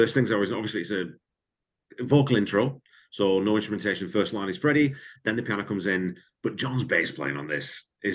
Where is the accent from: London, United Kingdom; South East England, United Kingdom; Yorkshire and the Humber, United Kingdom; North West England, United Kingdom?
North West England, United Kingdom; Wigan; moved away; I grew up in Wigan